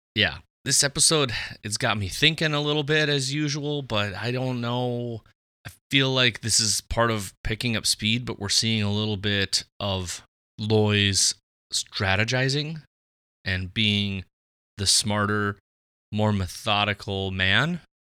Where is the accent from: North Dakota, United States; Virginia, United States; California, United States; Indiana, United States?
North Dakota, United States; Fargo; We are both from Fargo